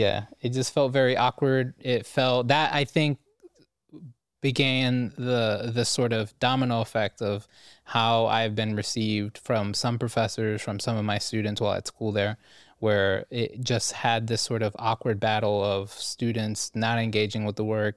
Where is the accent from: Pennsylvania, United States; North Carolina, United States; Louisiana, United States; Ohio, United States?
Ohio, United States; Cleveland; growing up in Cleveland, I was just like an anime kid